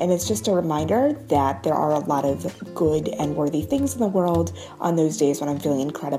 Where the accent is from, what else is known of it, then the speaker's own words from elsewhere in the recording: New York, United States; I'm from New York